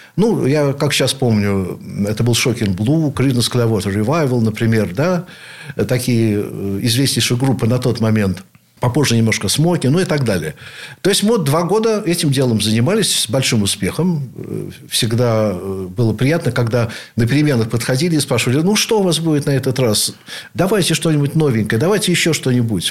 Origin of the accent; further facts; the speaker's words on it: Saint Petersburg, Russia; являюсь потомственным ленинградцем, теперь уже санкт-петербуржцем, наверное, в седьмом поколении